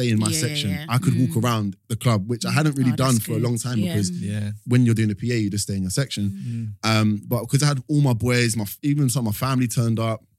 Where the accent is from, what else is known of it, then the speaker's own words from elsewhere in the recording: London, United Kingdom; I grew up in East London.